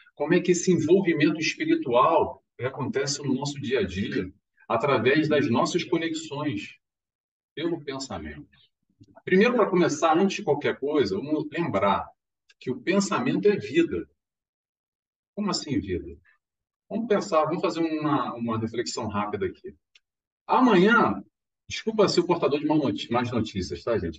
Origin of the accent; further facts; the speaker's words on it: Rio de Janeiro, Brazil; now in Madeira, Portugal; eu sou carioca